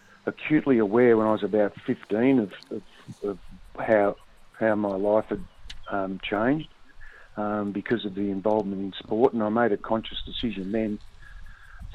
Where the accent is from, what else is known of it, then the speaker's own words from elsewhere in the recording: Melbourne, Victoria, Australia; I grew up around the Bentley area in Metro Melbourne